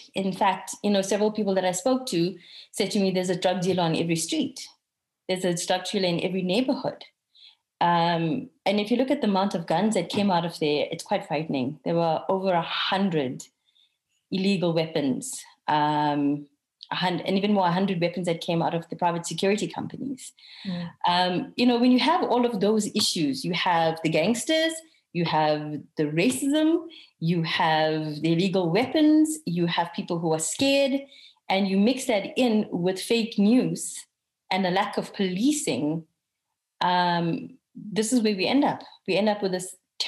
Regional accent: Durban, KwaZulu-Natal, South Africa; I also have family from Durban. I'm also from Durban.

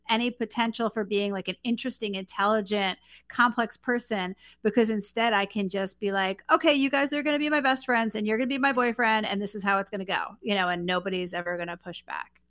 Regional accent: New York City, New York, United States; moved away; I'm originally from Queens, New York

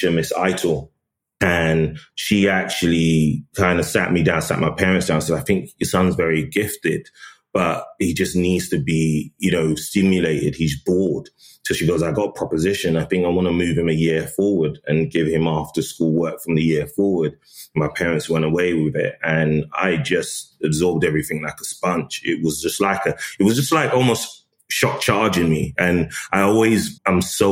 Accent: London, United Kingdom; also born or lived in Tottenham; And then we moved to Edmonton, I think when I was about 8 or 9

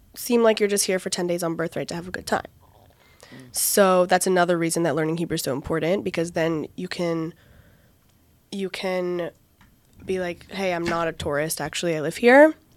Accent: Connecticut, United States; first language English; moved away as an adult; also born or lived in Virginia; now in Bat Yam, Israel; I'm from Connecticut in the United States of America

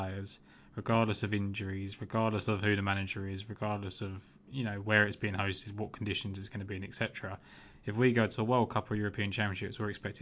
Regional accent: United Kingdom; as a Brit

